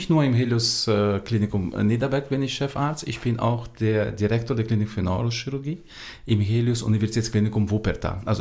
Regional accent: Brazil; born there; Ich bin in Brasilien geboren

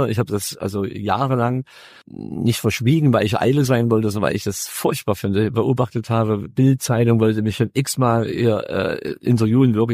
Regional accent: Freiberg, Saxony, Germany; ich bin neben der Kirche aufgewachsen in Freiberg

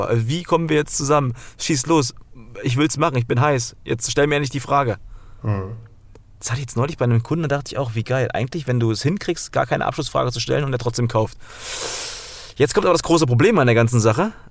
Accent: Thuringia, Germany; Wenn ich ab und zu mal ein halbes Bier trinke, ja, dann merken auch alle, ich komme aus Thüringen, äh, dann versteht mich keiner mehr.

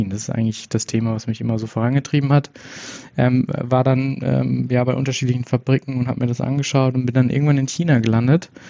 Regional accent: Paderborn, North Rhine-Westphalia, Germany; ich bin ich bin im Laden hier geboren und aufgewachsen in Paderborn, also schon irgendwo in Ostwestfalen-Lippe

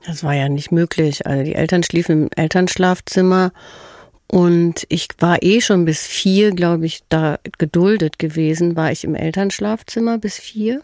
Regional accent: Herdecke, North Rhine-Westphalia, Germany; also born or lived in Hagen; aufgewachsen bin ich in Herdecke.

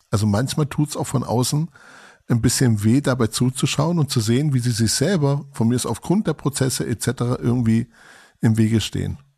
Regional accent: Germany; ich bin ja auch ein Deutscher, von daher mag ich ja die Perfektion.

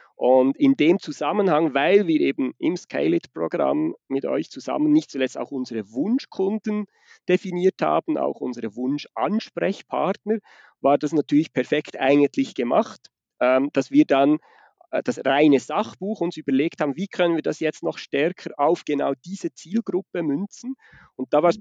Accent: Switzerland; accent: Swiss Standard German; Ich komme aus der Schweiz. Das ist also nicht der Dialekt, sondern das ist das, was wir unter Hochdeutsch verstehen, was ich da spreche.

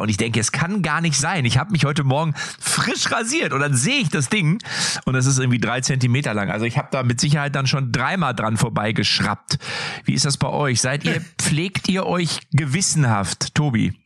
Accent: North Rhine-Westphalia, Germany; bei uns hier in NRW, wo ich herkomme

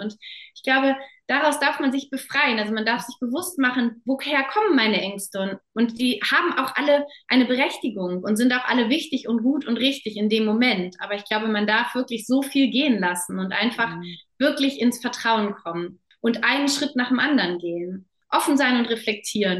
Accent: Germany; moved away as an adult; also born or lived in Namibia; als Deutsche

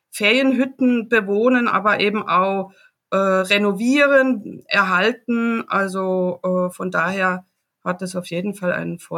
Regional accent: Baden-Württemberg, Germany; ich komme aus dem Dreiländereck, also äh, von der grünen Grenze Basel. Ja, gut. Äh, ganz im Süden vom Schwarzwald

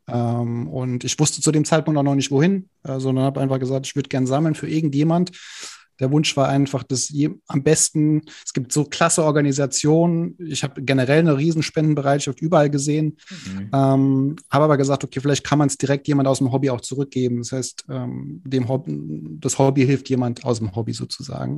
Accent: Frankfurt, Hesse, Germany; komme ich aus Frankfurt

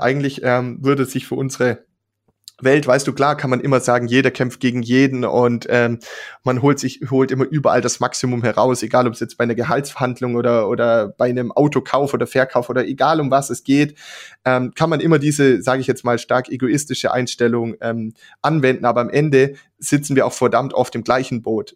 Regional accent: Germany; als Deutsche

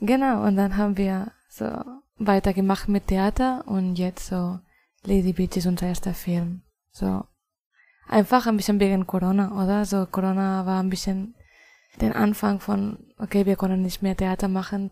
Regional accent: Spain; German is a second language; moved away; also born or lived in Barcelona; Ich komme aus Spanien.

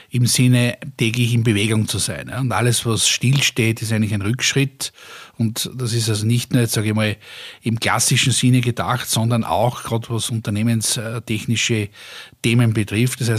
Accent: Austria; und früher haben wir alle darüber gelacht, ja, wir haben uns ja äh, als Österreicher Deutsche lustig gemacht darüber

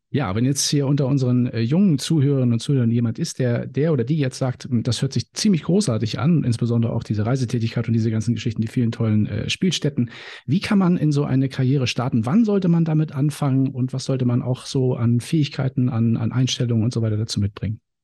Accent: Timmendorfer Strand, Schleswig-Holstein, Germany; Also ich kenne es in Timmendorfer Strand, wie gesagt, meine Heimat

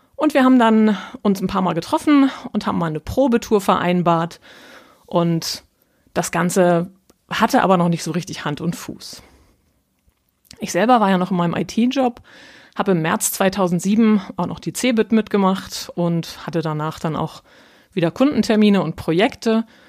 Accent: North Frisia, Schleswig-Holstein, Germany; accent: nordischer Slang; now in Hamburg, Germany; Ich bin von Haus aus Nordfriesen, also waschechtes Nordlicht

